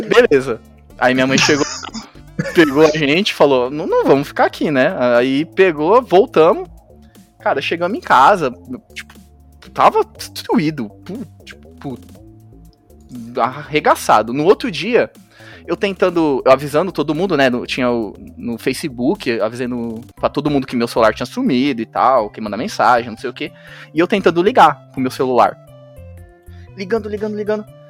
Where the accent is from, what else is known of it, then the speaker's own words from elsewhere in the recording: Araçatuba, São Paulo, Brazil; eu sou aqui de Aracatuba